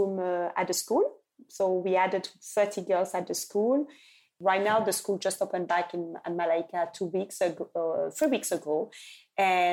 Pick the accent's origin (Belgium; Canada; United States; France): Belgium; also born or lived in Lubumbashi, Congo; now in England; I left Congo at 5 when my father died. But I grew up with families in Belgium